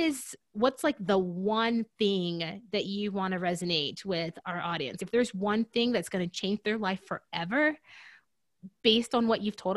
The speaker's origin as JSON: {"language": "English", "region": "Deep South", "country": "United States", "said": "because I'm from the Deep South and those roots run deep."}